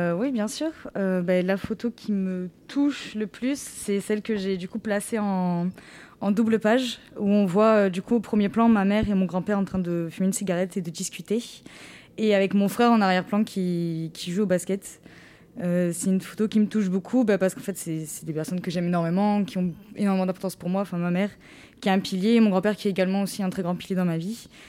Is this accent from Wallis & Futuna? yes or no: no; Rognac, Provence-Alpes-Côte d'Azur, France; quand je suis rentrée chez moi à Rognac